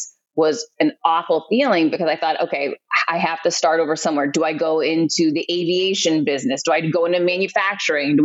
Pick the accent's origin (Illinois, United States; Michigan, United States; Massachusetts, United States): Massachusetts, United States; Worcester; moved away as an adult; also born or lived in Florida; I grew up in Worcester, Massachusetts, and went to Clark University